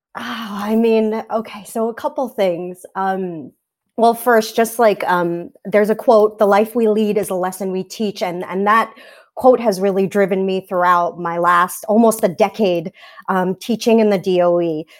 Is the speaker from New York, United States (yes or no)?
yes; New York City, New York, United States; I grew up in Staten Island